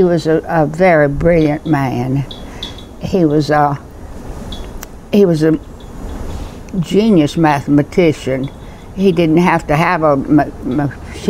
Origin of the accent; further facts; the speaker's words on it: Albany, Georgia, United States; I was born in Albany, Georgia, in 1304 Dawson Road